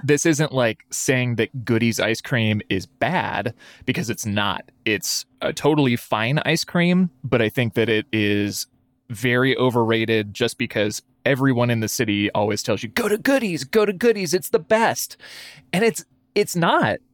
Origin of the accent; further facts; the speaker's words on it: Lewiston, Idaho, United States; now in Boise, United States; spoiled growing up in Lewiston